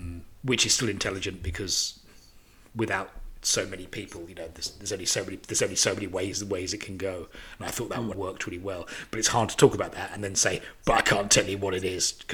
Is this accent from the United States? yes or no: no; United Kingdom; Being British